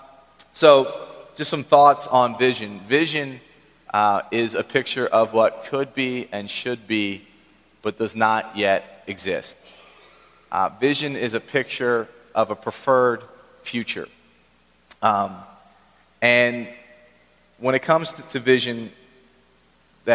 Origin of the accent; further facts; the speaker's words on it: Philadelphia, Pennsylvania, United States; also born or lived in Maryland; I grew up in Philadelphia